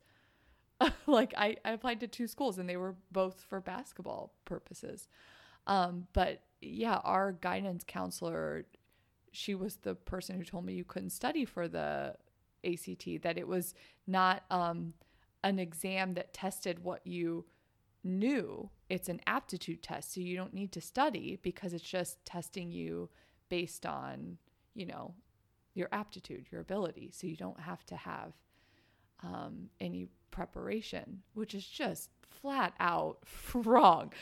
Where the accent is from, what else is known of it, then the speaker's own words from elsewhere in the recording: Midwest, United States; I grew up in the Midwest